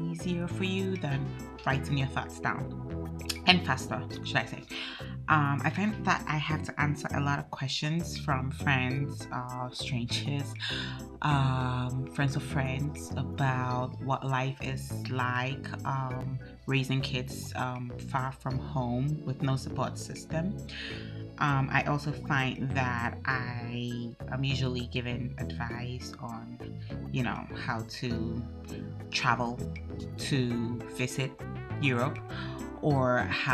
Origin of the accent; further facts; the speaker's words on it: Ghana; moved away as an adult; now in Denmark; I am Ghanaian and I live in Denmark by virtue of the fact that I married a Dane and had to move here